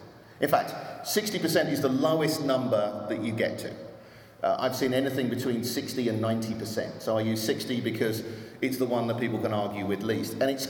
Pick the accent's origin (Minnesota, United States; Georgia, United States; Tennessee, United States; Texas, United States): Texas, United States; Austin; and I'm from Austin, Texas, as I'm sure you can tell.